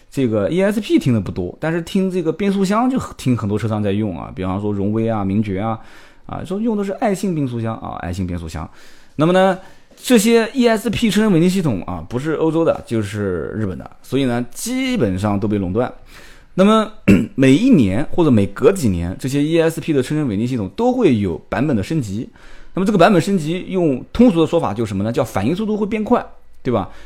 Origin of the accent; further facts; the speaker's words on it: Nanjing, Jiangsu, China; 我们的宁化讲